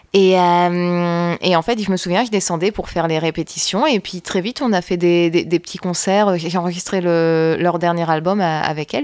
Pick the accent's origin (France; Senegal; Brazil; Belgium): France; Roubaix, Hauts-de-France; also born or lived in Lille; j'ai grandi à Roubaix. Je suis née à Lille, mais j'ai grandi à Roubaix principalement.